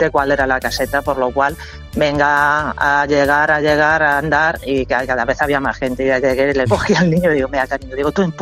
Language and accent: Spanish; Torrijos, Castilla-La Mancha, Spain; pero soy de Torrijos.